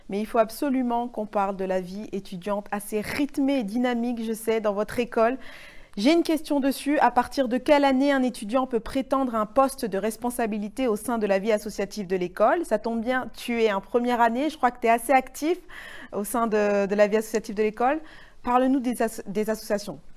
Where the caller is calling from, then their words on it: Angers, Pays de la Loire, France; Bonjour, nous sommes d'Angers et à Paris, je sais que le, logement est un casse-tête.